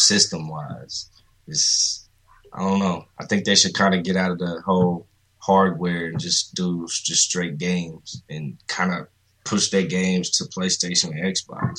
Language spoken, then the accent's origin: English; Indianapolis, Indiana, United States; I'm from here. I'm from Indy. Grew up here all my life